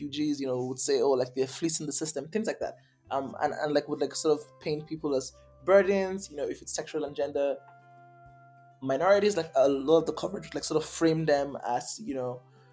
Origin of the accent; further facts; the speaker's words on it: Lagos, Nigeria; I grew up in Lagos.